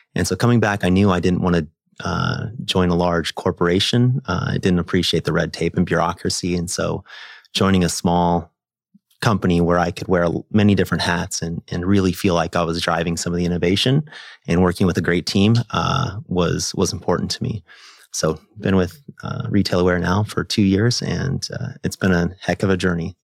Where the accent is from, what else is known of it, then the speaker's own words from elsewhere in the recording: Nebraska, United States; I'm a kid from Nebraska